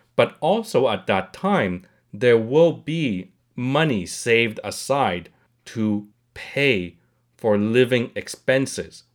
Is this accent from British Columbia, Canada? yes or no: no; Montreal, Quebec, Canada; I'm not born in Canada. I came to Montreal when I was very young